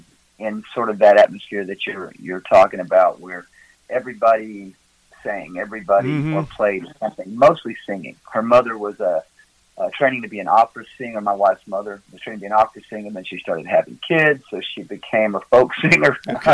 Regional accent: Tennessee, United States; now in Gatlinburg, United States; Originally, I'm from West Tennessee, down by Memphis.

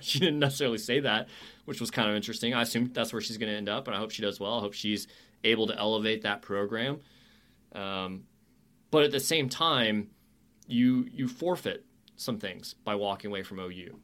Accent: North Carolina, United States; moved away as an adult; now in Oklahoma, United States; I grew up in North Carolina

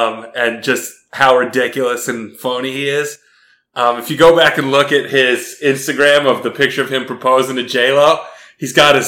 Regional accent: Alabama, United States; so now we're gonna move up to Montreal, where everybody speaks French, and I'm from Alabama.

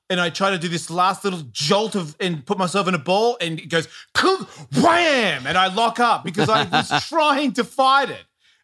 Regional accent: Australia; because I'm an Australian.

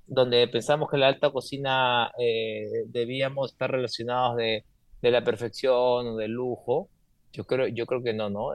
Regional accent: Peru; moved away as an adult; como peruano, como sudamericano

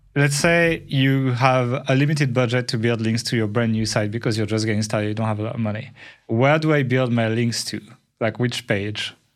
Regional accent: France; accent: French

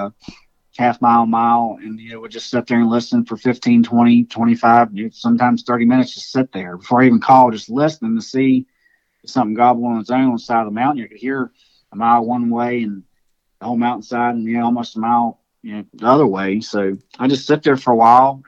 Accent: Virginia, United States; I was from Virginia

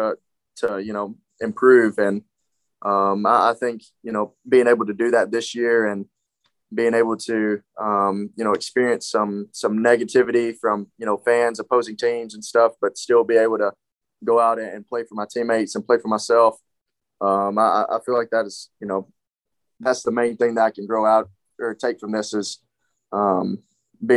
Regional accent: West Tennessee, United States; moved away; West Tennessee, you know, my hometown

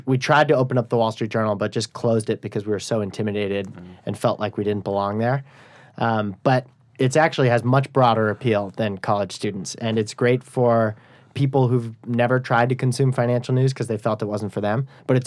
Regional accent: Vermont, United States; moved away as an adult; also born or lived in New York City; now in Bay Area, California, United States; I'm from Vermont

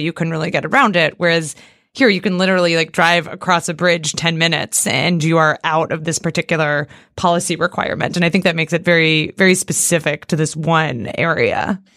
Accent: Seattle suburbs, Washington, United States; moved away; I grew up in the Seattle suburbs

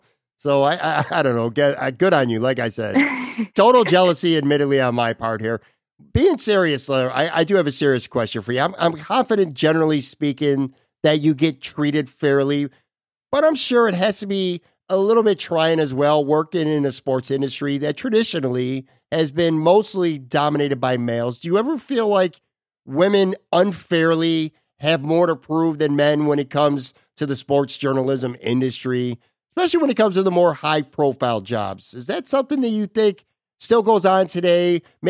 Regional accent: Buffalo, New York, United States; I grew up in Buffalo. I'm from Buffalo.

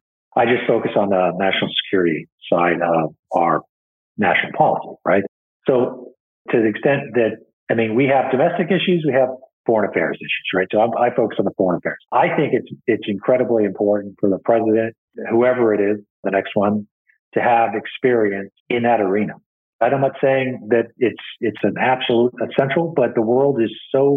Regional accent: United States; we're American.

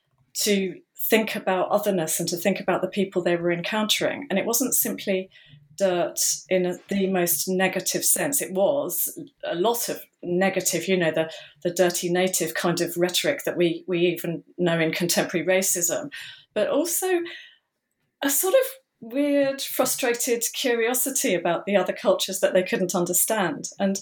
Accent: England, United Kingdom; I suppose what I'll just say immediately is that, as you can tell, I'm English, and dirt in English means something rather different from dirt in American English.

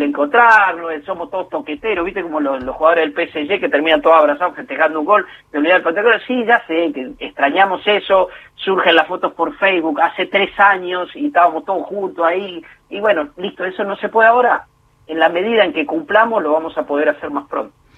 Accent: Puan, Buenos Aires Province, Argentina; now in Greater Buenos Aires, Argentina; yo soy bonaerense de nacimiento y bonaerense de residencia. Ahora bien, vivo en dos lugares demasiado diferentes, nací y vivo en dos lugares demasiado diferentes de la provincia de Buenos Aires

